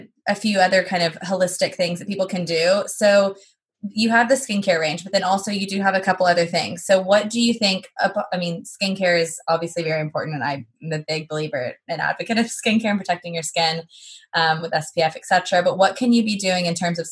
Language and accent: English; Texas, United States; moved away as an adult; now in London, United Kingdom; I'm from Texas